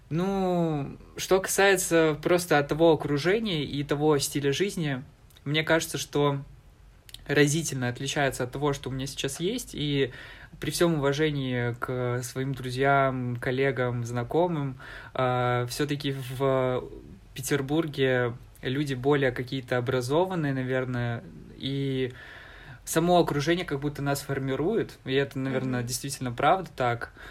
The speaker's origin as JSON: {"language": "Russian", "town": "Alchevsk", "region": "Luhansk Oblast", "country": "Ukraine", "tie": "born or raised there", "moved": "as an adult", "lives_now": "Saint Petersburg, Russia", "said": "я из Алчевска, э, а, Волче... это Алчевск, это такой небольшой город, максимум людей, максимальное количество людей, которые там было, это 100 120 тысяч человек, это в лучшие времена"}